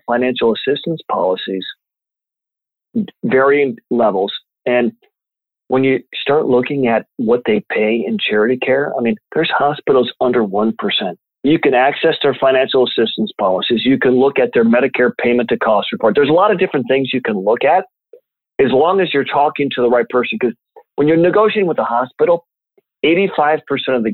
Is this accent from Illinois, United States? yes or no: yes; Champaign, Illinois, United States; My hometown of Champaign, Illinois